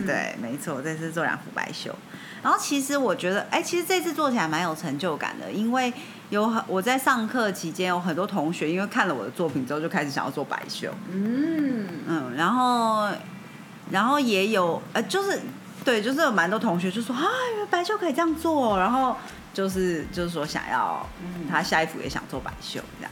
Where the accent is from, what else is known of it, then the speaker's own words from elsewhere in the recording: Taiwan; 我是台湾人